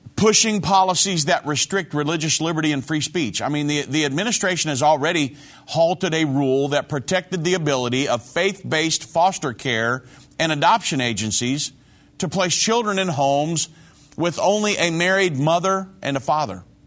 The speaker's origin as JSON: {"language": "English", "country": "United States", "said": "we hold so dear as American citizens"}